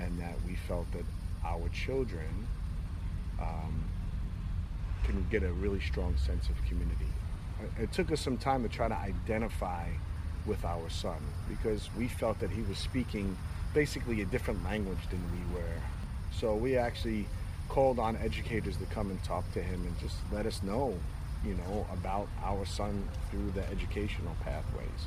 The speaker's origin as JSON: {"language": "English", "town": "New York City", "region": "New York", "country": "United States", "moved": "as an adult", "lives_now": "Melbourne, Florida, United States", "said": "I'm from Brooklyn, New York"}